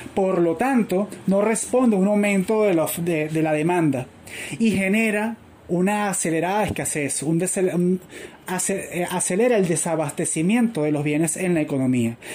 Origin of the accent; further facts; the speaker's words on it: Venezuela; yo ya tengo la experiencia como venezolano de que los precios regulados conllevan a escasez